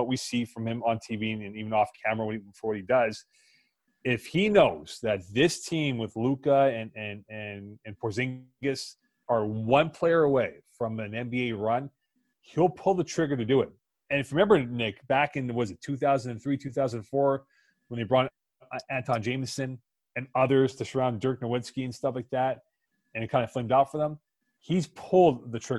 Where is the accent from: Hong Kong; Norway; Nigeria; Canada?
Canada; Montreal, Quebec; my dad, when he came here from India, like he was a cricket guy, right?